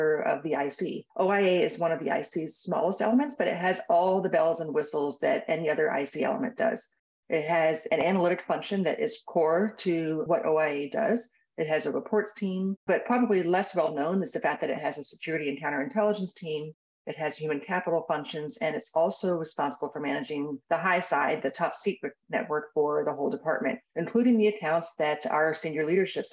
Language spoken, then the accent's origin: English; Tampa, Florida, United States; I grew up in Tampa, quite literally minutes from McDill Air Force Base